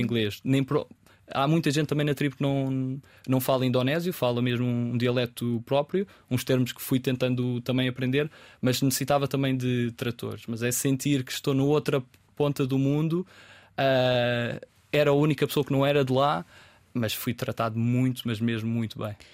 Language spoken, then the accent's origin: Portuguese; Pinhal Novo, Setúbal, Portugal; moved away; also born or lived in Lajes, Terceira, Azores; quando cresci no Punhal Novo, antes de ir para os Açores